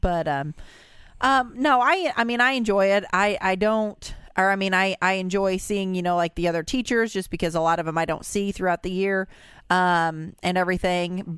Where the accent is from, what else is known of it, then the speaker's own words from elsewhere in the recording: Brownstown, Indiana, United States; us from Brownstown